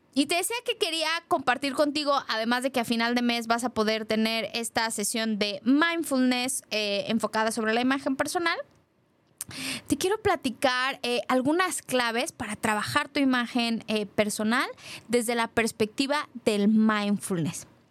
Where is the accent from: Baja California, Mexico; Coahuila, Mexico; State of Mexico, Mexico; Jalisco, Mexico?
Jalisco, Mexico; Guadalajara; como mujer, como tapatía